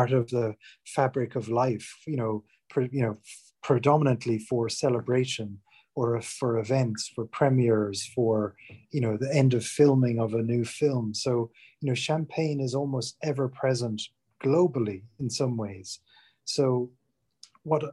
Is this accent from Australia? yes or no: no; Ireland; moved away as an adult; now in England, United Kingdom; I'm from Ireland originally, but have been living in England for over 20 years, basically since I left college.